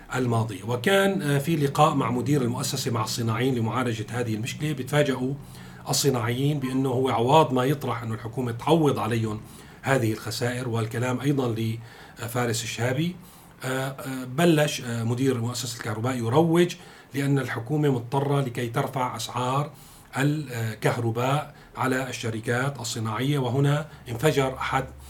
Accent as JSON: {"language": "Arabic", "country": "Syria", "said": "كلنا كسوريين"}